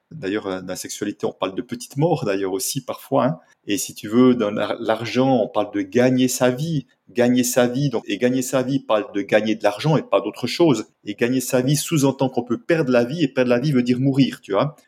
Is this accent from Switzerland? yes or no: yes; Switzerland; je viens de Suisse